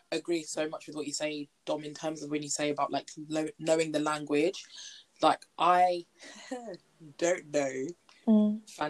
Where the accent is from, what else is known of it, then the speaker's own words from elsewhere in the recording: South East England, United Kingdom; And I'm like, again, Kent.